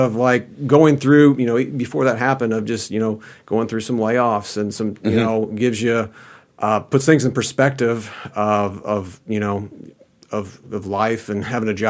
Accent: Kansas City, Missouri, United States; I grew up in the Kansas City metro area.

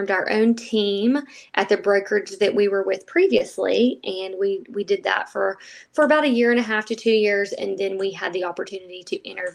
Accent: Northport, Alabama, United States; I was born in Northport and raised here, graduated from Tuscaloosa County High School

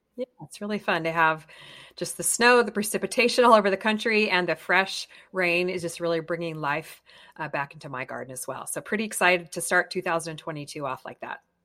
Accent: Colorado, United States; now in California, United States; I grew up in Colorado

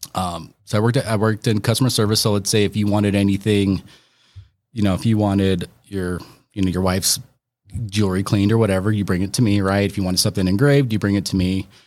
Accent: Aurora, Colorado, United States; I grew up in Aurora

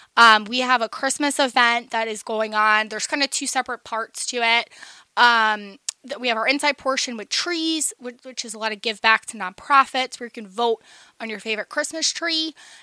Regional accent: Central New Jersey, United States; moved away as an adult; also born or lived in Kutztown, Pennsylvania; now in Lancaster, United States; I am from New Jersey originally.

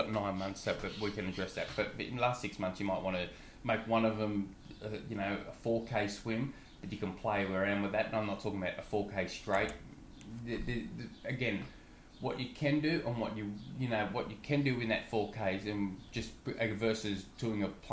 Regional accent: Australia; I'm an Aussie

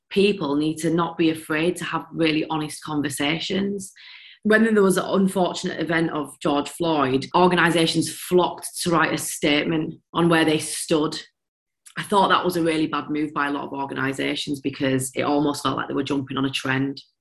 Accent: India; a lot for being a female, a lot for being Indian, a lot for this, a lot for that, a lot for my accent.

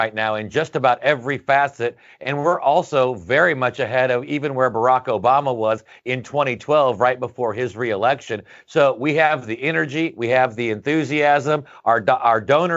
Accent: Indiana, United States; I'm from Indiana, right next door in good Big Ten country

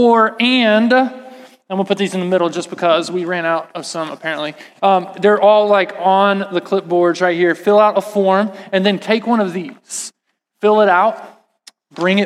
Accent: Texas, United States; I'm from Texas, and what that means is that in the summer times, it was really hot, like really hot. And so we lived at the pool

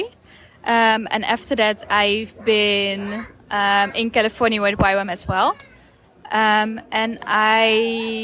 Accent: Netherlands; moved away as an adult; now in Tijuana, Mexico; I grew up in the Netherlands, and I have been here in Mexico since last October

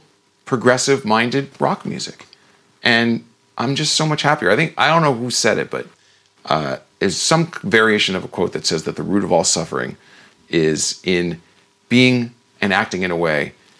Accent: New Jersey, United States; moved away as an adult; also born or lived in California; when I say I grew up in New Jersey, it's like, yeah, there's a certain kind of an attitude in growing up in New Jersey

